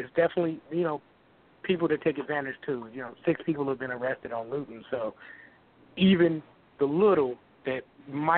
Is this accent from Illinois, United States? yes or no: yes; Chicago, Illinois, United States; moved away as an adult; now in Chico, United States; I've been here 10 years, but I'm still from Chicago